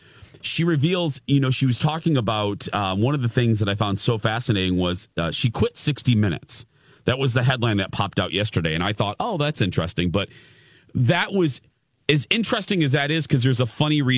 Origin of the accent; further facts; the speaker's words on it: Chicago, Illinois, United States; moved away; I grew up in the Chicago area, so I watched Oprah before the rest of the country watched Oprah.